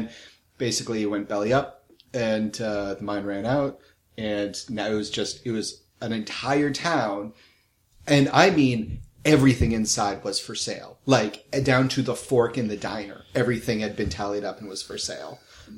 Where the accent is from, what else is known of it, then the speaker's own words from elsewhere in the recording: New England, United States; I'm from New England.